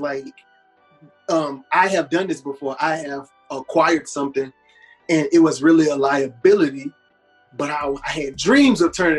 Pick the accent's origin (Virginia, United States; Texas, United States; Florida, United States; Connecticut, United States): Texas, United States; Houston; So I'm from Third Ward, man. And I grew up that main intersection, Till Western and Winburn by the Sally store.